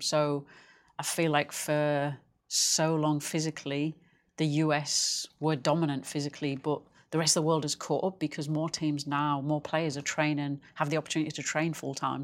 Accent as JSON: {"language": "English", "region": "England", "country": "United Kingdom", "said": "I'm English"}